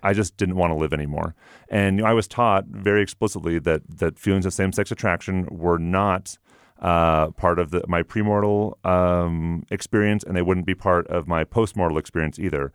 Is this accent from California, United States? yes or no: no; Everett, Washington, United States; moved away as an adult; also born or lived in Provo, Utah; now in Utah, United States; I'm from Everett, Washington.